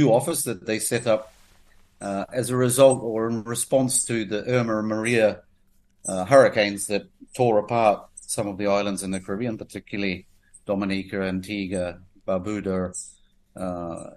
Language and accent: English; Maungaturoto, Northland, New Zealand; moved away as an adult; also born or lived in Paparoa, New Zealand; now in Grenada; I grew up in Maungaturoto.